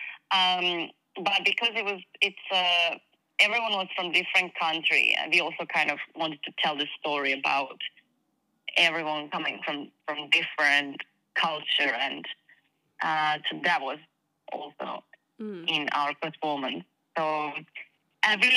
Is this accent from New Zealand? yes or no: no; Croatia; moved away as an adult; now in England; I came from Croatia and moved to England 4 years ago now.